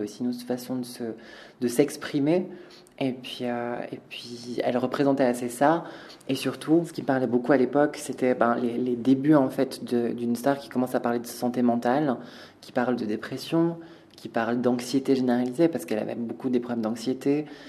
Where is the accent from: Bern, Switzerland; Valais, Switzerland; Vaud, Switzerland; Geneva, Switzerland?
Valais, Switzerland; on a grandi en Valais, euh, on a grandi dans un endroit où les cases c'est hyper important